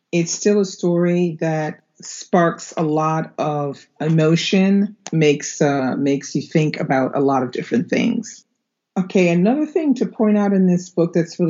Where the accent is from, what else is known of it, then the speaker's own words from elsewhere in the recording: United States; now in Normandy, France; I am an American living in Normandy, France